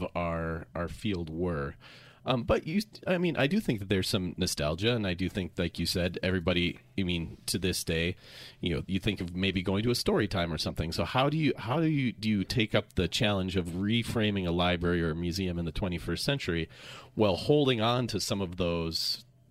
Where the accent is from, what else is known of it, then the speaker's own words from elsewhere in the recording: Minnesota, United States; I'm from Minnesota, the Lutheran three-point sermon